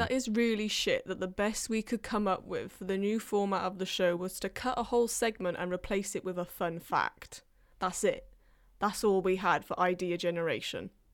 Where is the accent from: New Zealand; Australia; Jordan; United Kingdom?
United Kingdom; England; now in Wales; I was born in England and I got the accent from there